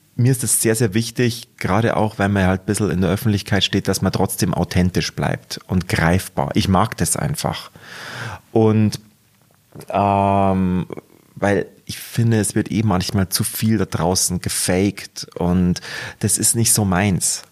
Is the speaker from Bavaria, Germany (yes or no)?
yes; Munich, Bavaria, Germany; accent: Munich dialect (Bavarian); ich möchte schon den authentischen Münchner Ton beibehalten